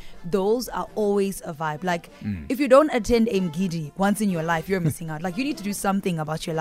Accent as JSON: {"language": "English", "region": "Eastern Cape", "country": "South Africa", "said": "So, firstly, I am Xhosa. I'm from the Eastern Cape."}